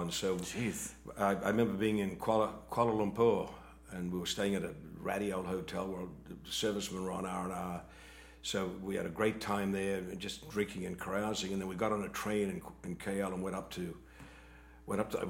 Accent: Atlanta, Georgia, United States; I come from Atlanta, Georgia. I have relatives in Atlanta still. I know what the wrong side is like. I spent 37 years there.

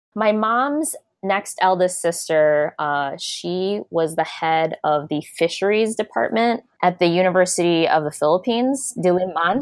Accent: Des Plaines, Illinois, United States; I grew up in a suburb of Chicago called Des Plaines, and I grew up in the eighties

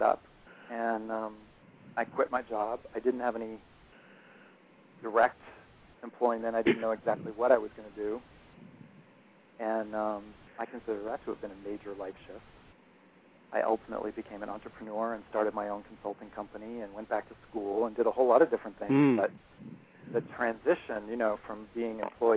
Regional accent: Boston, Massachusetts, United States; I'm from Boston

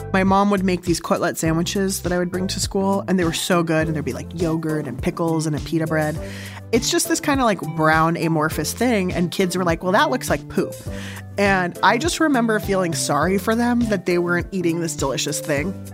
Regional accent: San Diego, California, United States; also born or lived in Berkeley; I grew up in San Diego

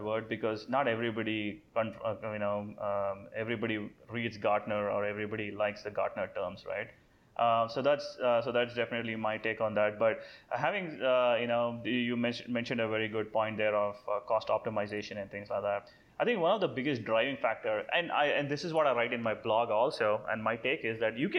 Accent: India; now in Dallas, United States; I'm from India

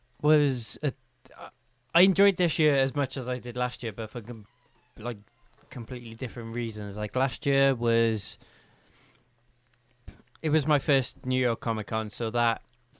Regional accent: Wales, United Kingdom; as a Welshman

